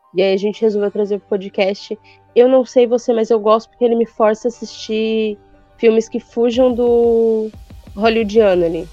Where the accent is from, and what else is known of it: Brazil